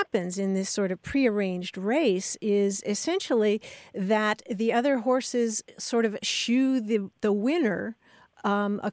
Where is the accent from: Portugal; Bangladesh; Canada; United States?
United States; Kentucky; I grew up in Kentucky, where the state religion is basketball